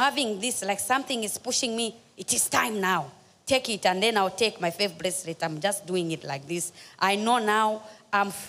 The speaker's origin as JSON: {"language": "English", "country": "Zambia", "moved": "yes", "lives_now": "Cape Town, South Africa", "said": "I'm from Zambia, living in South Africa, Cape Town"}